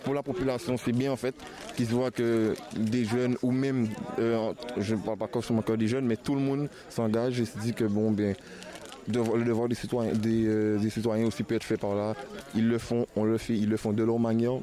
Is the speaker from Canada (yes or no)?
no; Guadeloupe; Je suis guadeloupéen